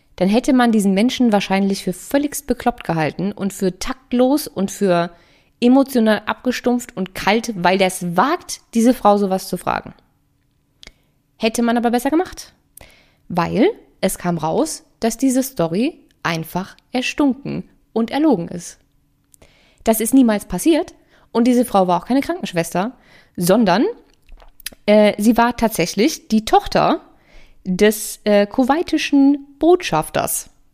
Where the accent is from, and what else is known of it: Germany